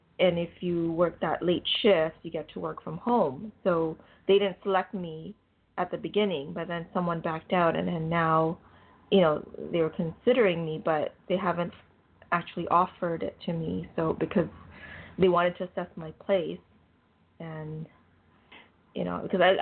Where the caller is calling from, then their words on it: Canada; I'm calling from Canada.